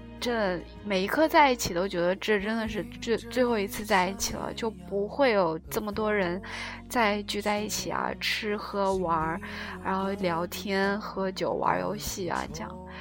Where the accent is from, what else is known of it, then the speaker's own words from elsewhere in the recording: China; now in South Korea; 然后哈萨克斯坦是三个女生，然后我们中国人就很多了，大概这次去了九个。